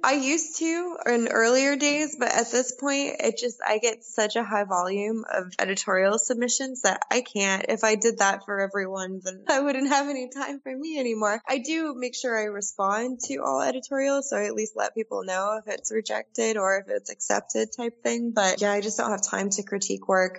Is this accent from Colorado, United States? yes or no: yes; Colorado, United States; moved away as an adult; also born or lived in Australia; now in Prague, Czech Republic; I grew up in Colorado